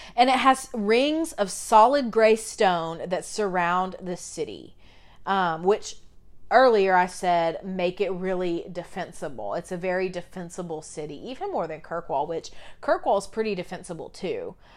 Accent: United States; we've been doing that as Americans

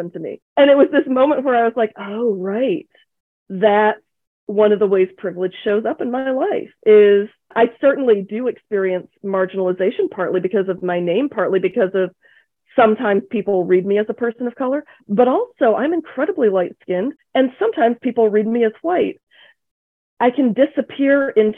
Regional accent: Akron, Ohio, United States; also born or lived in England; immigrant kid from Asia landing in Akron, Ohio

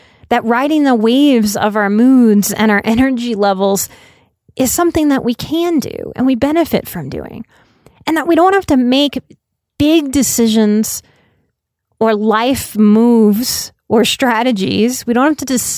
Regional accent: United States

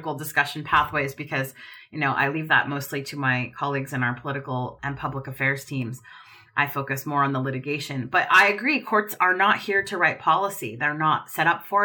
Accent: Oregon, United States; my home state of Oregon

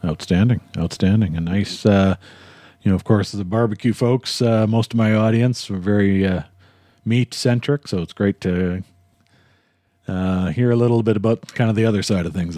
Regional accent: Winnipeg, Manitoba, Canada; now in Calgary, Canada; I grew up in Winnipeg and moved to Calgary

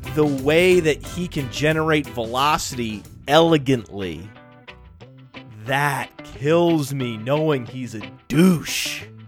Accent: Maine, United States; I'm from Maine and we had paper mills.

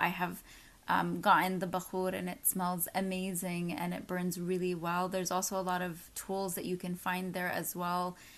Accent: Texas, United States; moved away; also born or lived in New York / Chicago; I grew up in Texas

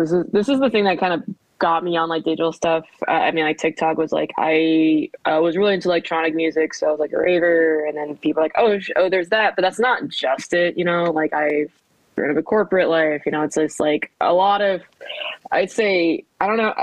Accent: Southern California, United States; moved away as an adult; also born or lived in Korea / New Jersey / Midwest; now in Washington, D.C., United States; I grew up in Southern California

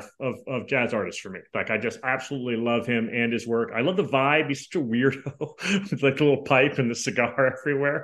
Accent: Northeast, United States; moved away as an adult; also born or lived in Tempe, Arizona; growing up in the Northeast

